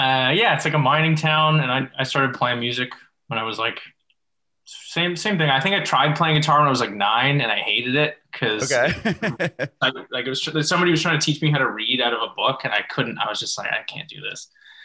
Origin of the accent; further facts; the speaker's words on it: Sudbury, Ontario, Canada; moved away as an adult; also born or lived in Toronto; now in Los Angeles, United States; I moved from Sudbury to Toronto